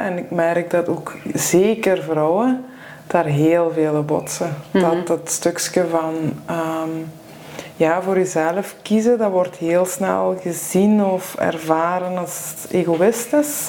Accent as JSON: {"language": "Dutch", "area": "Limburg", "region": "Flanders", "country": "Belgium", "moved": "yes", "said": "ik ben van Limburg afkomstig"}